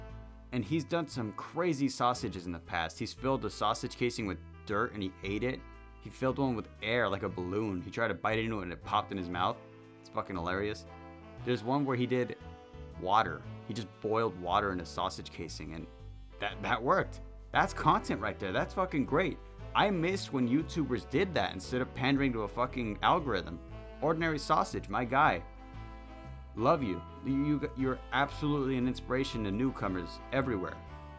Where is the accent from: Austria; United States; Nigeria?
United States; West Coast; I'm from the West Coast.